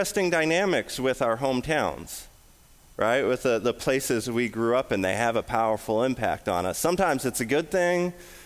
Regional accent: between Vancouver and the Fraser Canyon, British Columbia, Canada; now in St. Charles, United States; I grew up right where those two worlds collide

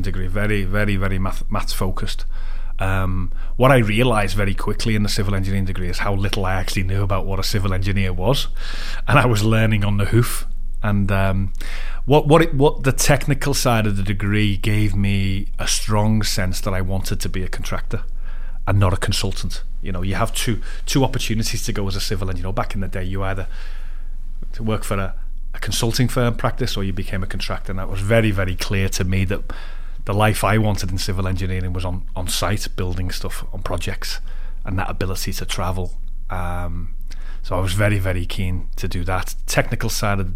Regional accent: Liverpool, North West England, United Kingdom; also born or lived in Leeds; I'm from Liverpool, brought up there, schooled there and went to university in Leeds

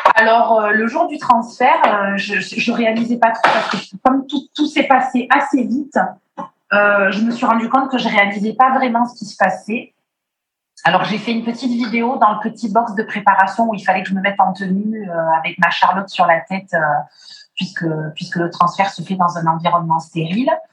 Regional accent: Martinique; je suis née en Martinique

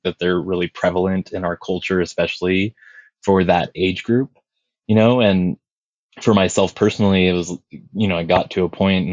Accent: Estacada, Oregon, United States; also born or lived in Big Island, Hawaii; I grew up in the Pacific Northwest, and I spent a lot of time out kind of at the foothills of Mount Hood, out in like the Eagle Creek, Estacada area

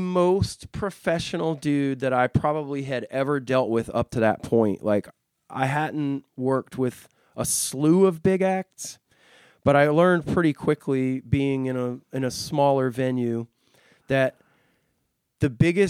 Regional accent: Goose Creek, South Carolina, United States; Joint Base Charleston, which is in my hometown of Goose Creek.

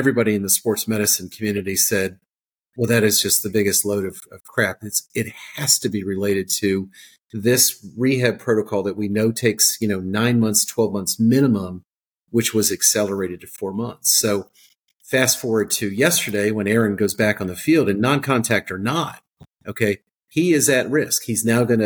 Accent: South Jersey / Philadelphia, New Jersey, United States; now in Georgia, United States; I'm actually I'm a South Jersey kid. Okay, so I'm from Philadelphia

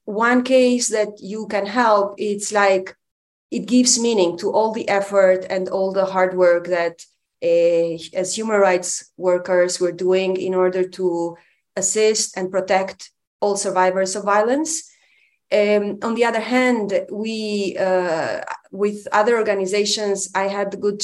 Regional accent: Albania; moved away as an adult; now in Romania; I am from Albania. So I grew up in one of the worst dictatorships that the world has known

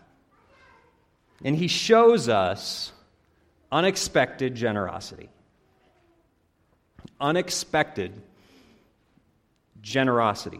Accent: Iowa, United States; moved away as an adult; also born or lived in Chattanooga, Tennessee; now in St. Paul, United States; I grew up in Iowa

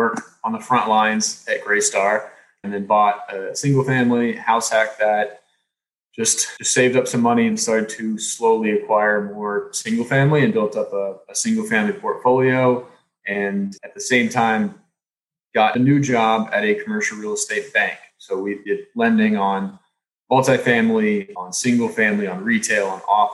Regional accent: Texas, United States; I grew up in Texas

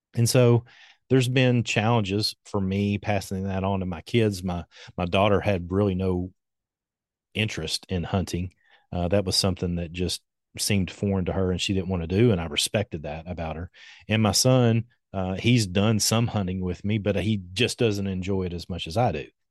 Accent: Winchester, Kentucky, United States; I grew up here in Kentucky. I've lived in Kentucky my entire life

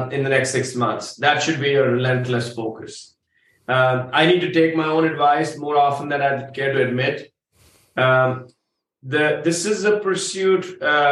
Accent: India; I say that as an Indian. Cows are sacred from where I come from.

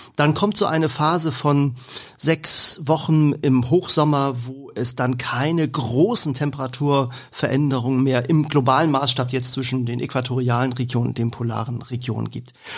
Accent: Hamburg, Germany; bei uns in Hamburg

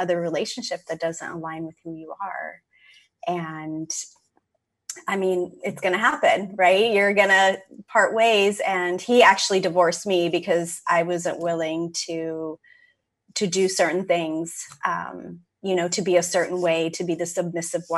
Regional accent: California, United States; moved away as an adult; also born or lived in Seattle; I moved from California, where I grew up to Seattle

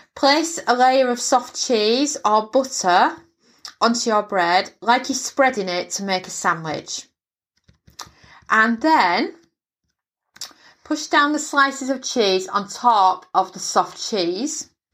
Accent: England, United Kingdom; moved away; where I grew up in England

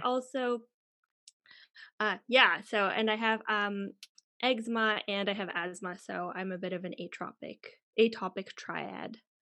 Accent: Canada; moved away as an adult; also born or lived in United Kingdom; now in Germany; where I come from, Canada or the U S.

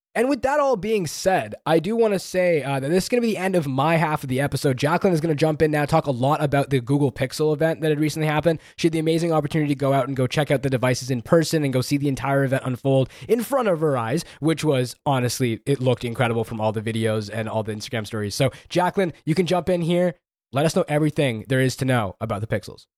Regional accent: Canada; I'm Canadian

